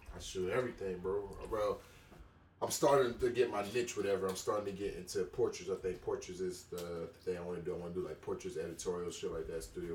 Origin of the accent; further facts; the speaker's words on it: Sanford, Florida, United States; moved away; I'm from Sanford, outside Orlando, by the Disney shit.